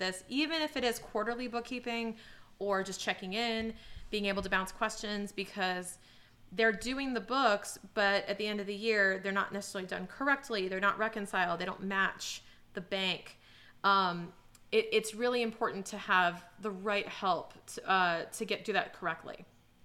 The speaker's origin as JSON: {"language": "English", "town": "Boston", "region": "Massachusetts", "country": "United States", "said": "as a Bostonian"}